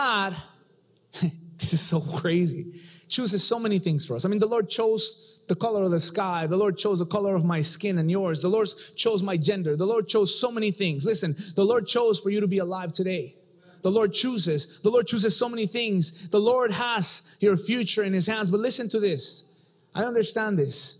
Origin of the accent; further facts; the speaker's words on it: Mexico City, Mexico; I come from Mexico City